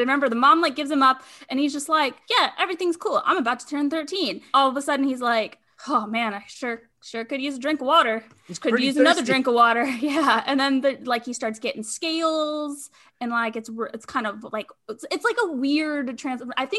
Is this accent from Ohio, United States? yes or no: no; Hawaii, United States; Snowboard, and like, I am from Hawaii.